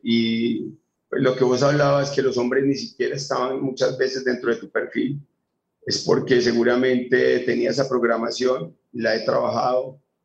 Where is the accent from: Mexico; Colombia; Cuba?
Colombia; also born or lived in Medellín; de Colombia. Soy. Sí. Estoy en Medellín.